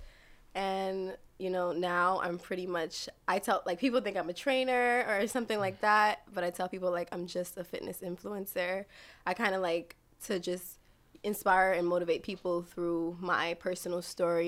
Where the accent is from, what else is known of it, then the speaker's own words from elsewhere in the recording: New York City, New York, United States; I was born and raised in Brooklyn, New York, East Flatbush to be exact